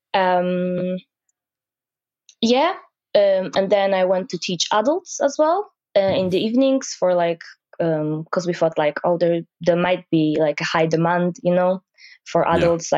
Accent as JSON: {"language": "English", "country": "Poland", "moved": "as an adult", "lives_now": "Aberdeen, United Kingdom", "said": "back home, uh, I'm from Poland"}